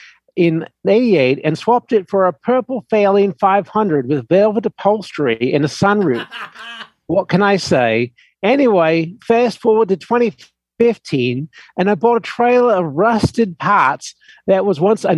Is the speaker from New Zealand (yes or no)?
yes; New Zealand; I grew up in New Zealand. My first bike was a 1950-ish Matchless 500 single.